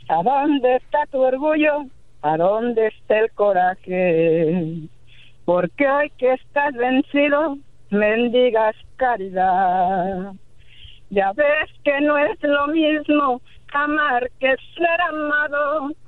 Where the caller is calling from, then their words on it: Pasadena, California, United States; De Los Ángeles, de Pasadena.